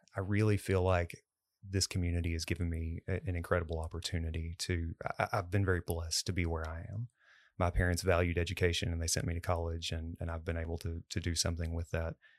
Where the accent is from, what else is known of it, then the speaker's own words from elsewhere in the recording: Cleburne, Texas, United States; I grew up in Cleburne